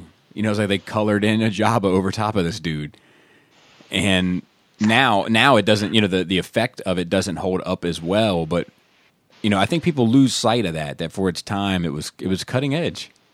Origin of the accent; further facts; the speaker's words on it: East Coast, United States; we grew up on the East Coast, so we definitely had snow.